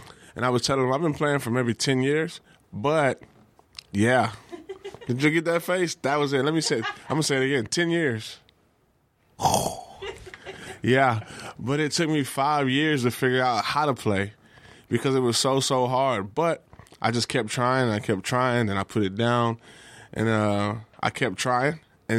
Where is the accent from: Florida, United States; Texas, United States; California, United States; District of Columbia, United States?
Texas, United States; accent: drawl; Yeah, I'm from Texas, so I speak with a draw.